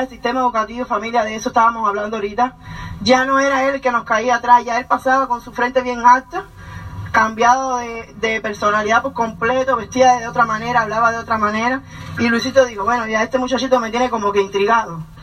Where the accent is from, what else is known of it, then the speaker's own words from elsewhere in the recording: Cuba; moved away as an adult; nosotros somos cubanos, como ya conocen. Llevamos ya once años en este país